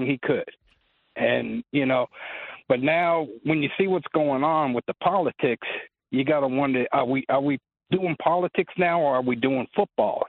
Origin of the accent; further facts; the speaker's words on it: New Jersey, United States; I grew up in New Jersey